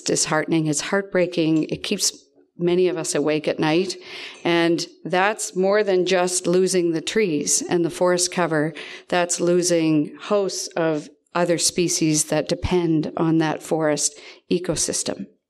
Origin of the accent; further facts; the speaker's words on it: East Dalhousie, Nova Scotia, Canada; I'm from East Dalhousie